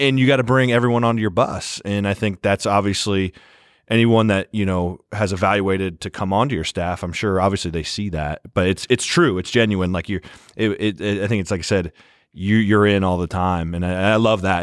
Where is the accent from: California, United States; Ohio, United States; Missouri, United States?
Ohio, United States; Granville; I'm from Granville High School.